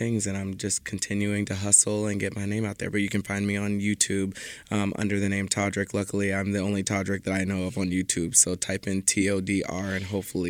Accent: Texas, United States; I am from Texas.

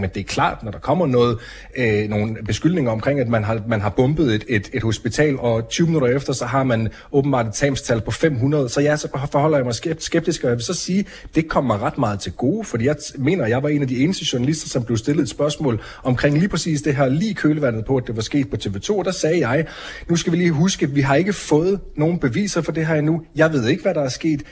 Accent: Denmark; moved away as an adult; now in Israel; Jeg er vokset op i Danmark, jeg er flyttet til Israel i en alder af 27, år

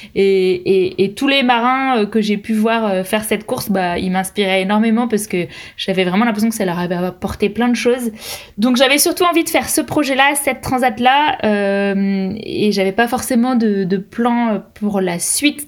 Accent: France; je suis française

